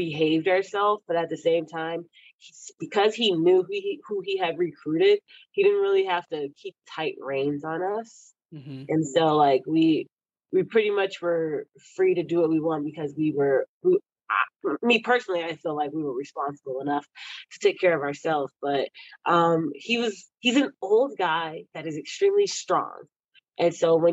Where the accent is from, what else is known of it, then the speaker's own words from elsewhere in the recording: Texas, United States; I grew up in Texas